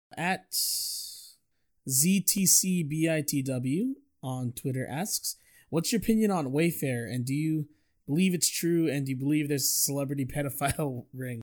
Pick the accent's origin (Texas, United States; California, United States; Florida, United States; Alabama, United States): Texas, United States; San Antonio; we were raised in San Antonio public education